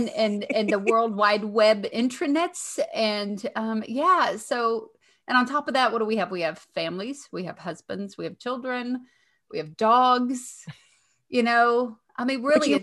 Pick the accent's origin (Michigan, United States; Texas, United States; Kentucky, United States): Kentucky, United States; accent: Southern; I'm from Kentucky.